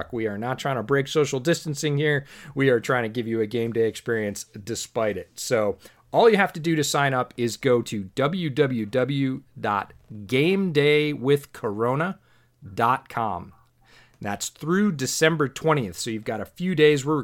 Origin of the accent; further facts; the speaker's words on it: New York, United States; also born or lived in West Coast, United States; now in Washington, United States; I grew up in New York. I currently live on the West Coast. I have not ever lived in Chicago